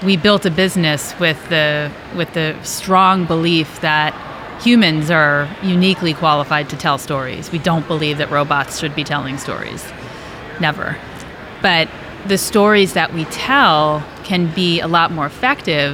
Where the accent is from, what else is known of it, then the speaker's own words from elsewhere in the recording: New York, United States; moved away as an adult; also born or lived in Michigan; now in Los Angeles, United States; I'm originally from New York. I moved to LA. I've been there about 16 years